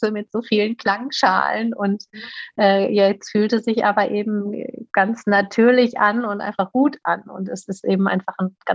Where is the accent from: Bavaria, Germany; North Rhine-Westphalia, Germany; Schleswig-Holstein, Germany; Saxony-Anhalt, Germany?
North Rhine-Westphalia, Germany; Paderborn; dass ich äh, in meiner Heimatstadt Paderborn schon ganz lange oder gut befreundet bin